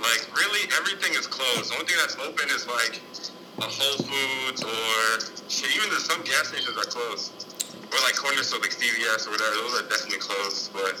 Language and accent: English; New Jersey, United States; also born or lived in Atlanta; now in New York, United States; I'm from Jersey.